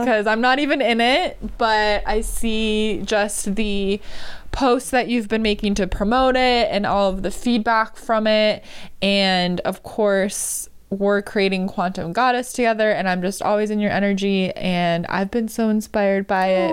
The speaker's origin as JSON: {"language": "English", "town": "Marshfield", "country": "United States", "tie": "born or raised there", "said": "my hometown, Marshfield"}